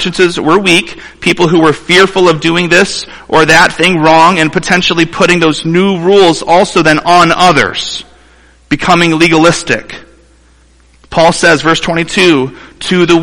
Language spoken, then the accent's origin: English; Toledo, Ohio, United States; moved away as an adult; now in Mount Pleasant, United States; I grew up in Toledo, Ohio, the home of the Toledo Rockets, and less than 3 hours from here